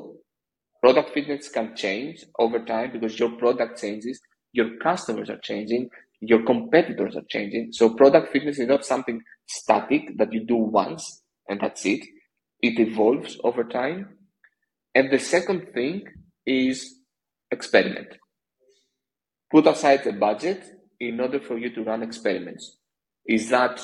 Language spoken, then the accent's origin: English; Greece; I'm from Greece